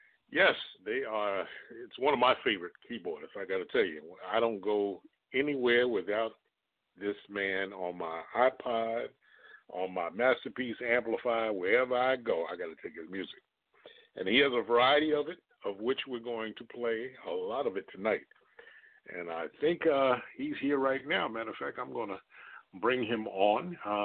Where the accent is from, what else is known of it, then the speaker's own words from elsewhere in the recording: United States; I'm from the New York, New Jersey area.